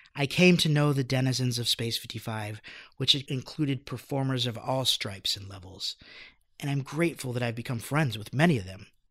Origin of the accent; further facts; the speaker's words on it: Phoenix, Arizona, United States; moved away as an adult; also born or lived in Los Angeles; I grew up in the West Valley. I went to Greenway High School